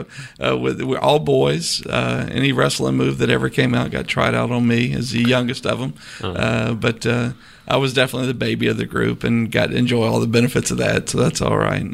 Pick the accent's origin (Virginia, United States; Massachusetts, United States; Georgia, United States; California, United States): Georgia, United States; Hinesville; also born or lived in Beaufort, South Carolina; now in Savannah, United States; I was born in Hinesville. Lived there till I was 10 and then went over to Beaufort